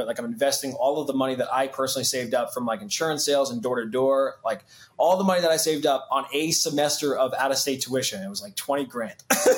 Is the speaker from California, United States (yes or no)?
no; Long Island, New York, United States; also born or lived in South Florida; now in Austin, United States; I'm originally from New York